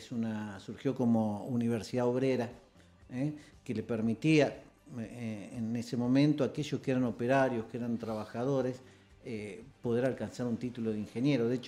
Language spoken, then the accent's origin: Spanish; Rosario, Santa Fe, Argentina; No, en realidad nací en Santa Fe, pero viví acá, desde chico